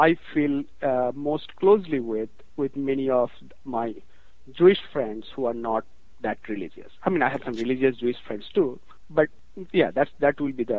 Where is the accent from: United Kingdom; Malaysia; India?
India; moved away as an adult; now in United States; I'm from India, but I'll talk a lot about India, but I make a very conscious decision that I am American now. I mean, India is, I am of Indian origin, and that's it.